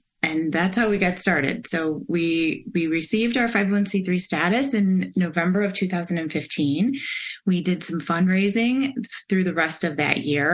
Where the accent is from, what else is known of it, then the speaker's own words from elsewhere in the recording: Michigan, United States; moved away as an adult; now in Cleveland, United States; I grew up in Michigan.